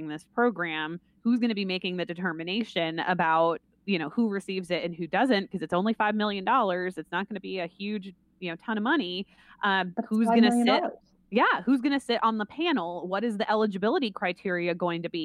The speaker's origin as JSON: {"language": "English", "region": "Vermont", "country": "United States", "tie": "born or raised there", "said": "growing up in Vermont"}